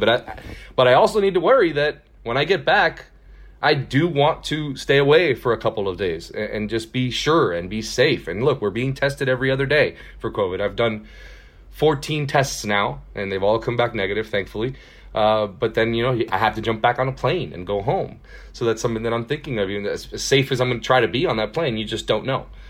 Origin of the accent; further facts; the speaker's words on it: Miami, Florida, United States; moved away as an adult; also born or lived in Houston, Texas; now in Texas, United States; I'm from Miami, Florida, born and raised.